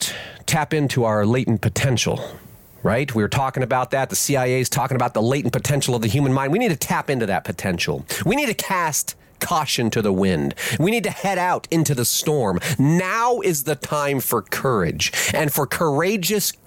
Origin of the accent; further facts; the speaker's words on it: United States; I am an American peasant